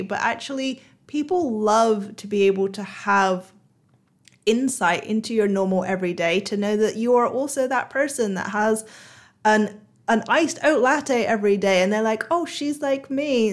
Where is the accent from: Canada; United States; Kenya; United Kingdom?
United Kingdom; now in Singapore; I live in Singapore now, um, and I'm a Brit